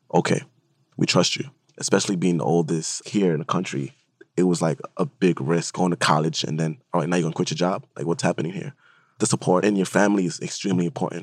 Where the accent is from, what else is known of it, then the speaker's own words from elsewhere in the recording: Honduras; moved away; I'm being from Honduras